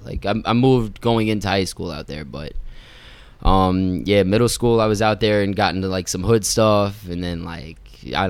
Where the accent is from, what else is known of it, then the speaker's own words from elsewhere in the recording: New York City, New York, United States; also born or lived in Florida; So my parents, they were living in Long Island. They left me at my grandmother's in Queens. So I kind of grew up with my grandmother and like my grandfather.